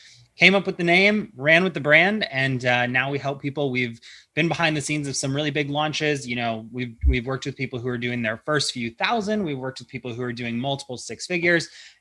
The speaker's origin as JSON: {"language": "English", "region": "Ohio", "country": "United States", "moved": "yes", "lives_now": "California, United States", "said": "I'm from Ohio"}